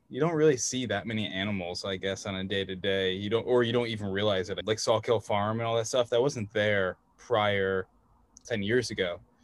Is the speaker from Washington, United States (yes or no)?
no; Red Hook, New York, United States; also born or lived in Woodstock, New York; I grew up in Red Hook, um, very close to where you are in Tivoli but I also lived in Woodstock